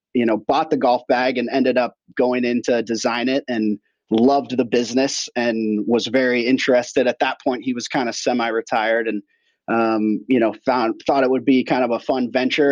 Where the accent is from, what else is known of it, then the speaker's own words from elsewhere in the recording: Portland, Oregon, United States; I grew up here in Portland